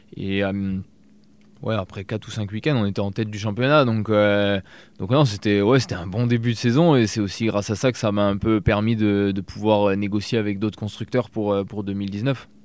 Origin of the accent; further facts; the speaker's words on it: Alsace, Grand Est, France; moved away as an adult; j'habitais en Alsace à la base. Euh, j'ai déménagé à 2 heures, deux heures euh, de, ma ville natale où j'ai tous mes potes